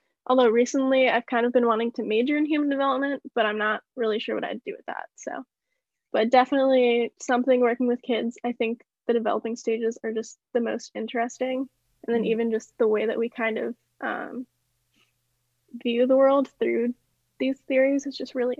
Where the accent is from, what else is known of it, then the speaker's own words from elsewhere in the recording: Washington, United States; born there; I have to say Washington. That's where I go to college. That's where I was born.